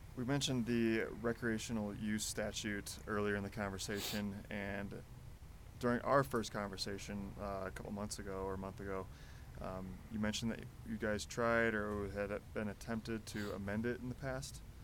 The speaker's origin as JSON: {"language": "English", "town": "Chicago", "region": "Illinois", "country": "United States", "said": "I'm from Chicago"}